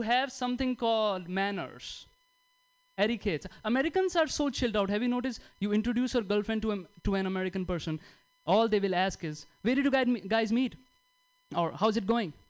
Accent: India; now in United States; I'm from India

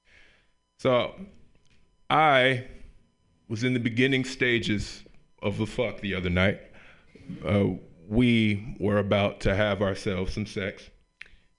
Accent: Memphis, Tennessee, United States; moved away; I grew up in Memphis, Tennessee, the Bible Belt

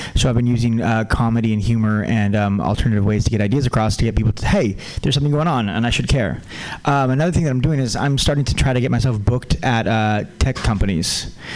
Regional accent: California, United States; also born or lived in Santa Cruz, California; now in San Francisco, United States; I also grew up on the border and I also went to Santa Cruz. Uh, so I'm, I'm a Californian

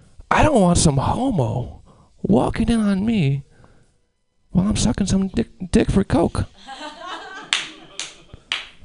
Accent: Albany, New York, United States; I'm from Albany, the capital

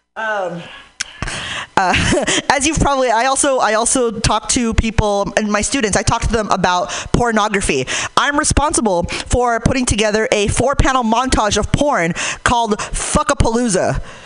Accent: Hayward, California, United States; I'm from Hayward

